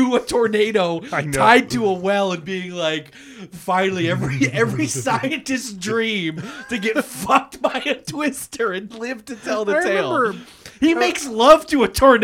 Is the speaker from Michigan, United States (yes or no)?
yes; Muskegon, Michigan, United States; growing up in Muskegon